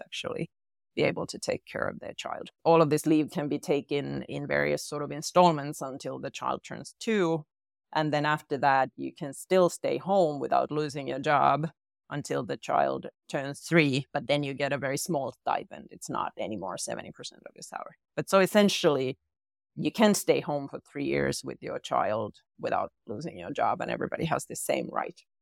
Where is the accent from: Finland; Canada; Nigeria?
Finland; I'm from Finland